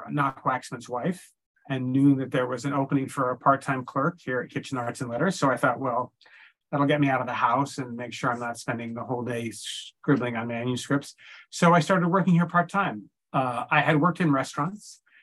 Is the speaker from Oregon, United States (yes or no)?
yes; Corvallis, Oregon, United States; moved away as an adult; now in New York, United States; I grew up in Oregon, actually, in a town called Corvallis, but I came to New York very fresh out of college and I've been here ever since